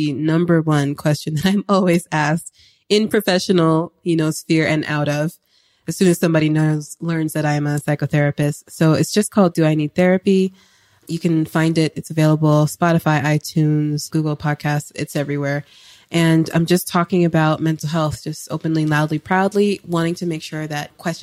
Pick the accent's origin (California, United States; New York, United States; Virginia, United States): California, United States; I am West Coast. 100%. People don't realize that about me, but I am West Coast. I was born in Cali